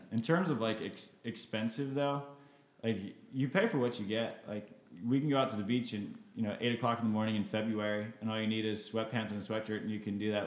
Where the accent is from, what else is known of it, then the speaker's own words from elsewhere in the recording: Maryland, United States; moved away; also born or lived in Florida; growing up in Maryland.